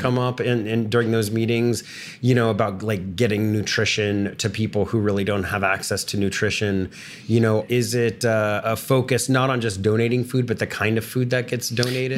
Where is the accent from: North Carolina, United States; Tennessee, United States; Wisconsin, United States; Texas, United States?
Texas, United States; I grew up in Texas